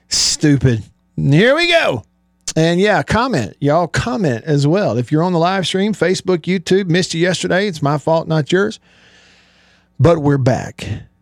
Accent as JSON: {"language": "English", "town": "Tupelo", "region": "Mississippi", "country": "United States", "tie": "born or raised there", "said": "here in my hometown of Tupelo."}